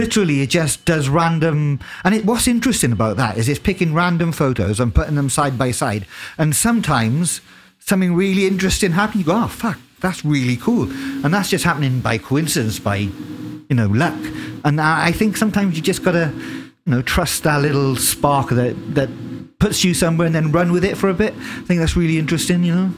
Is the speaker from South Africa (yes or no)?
no; United Kingdom; as a British person